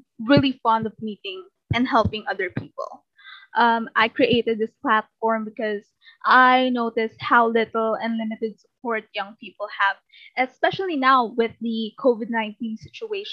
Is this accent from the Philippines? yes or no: yes; Philippines; I come all the way from the Philippines.